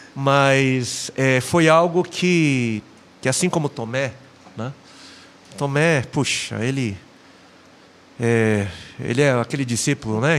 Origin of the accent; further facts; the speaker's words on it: São Paulo, Brazil; eu sou nascido em São Paulo, sou paulistano na capital